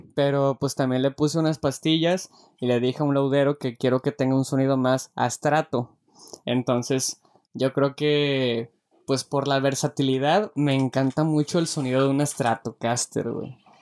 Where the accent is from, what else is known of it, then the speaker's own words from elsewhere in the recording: Mexico; Como buen mexicano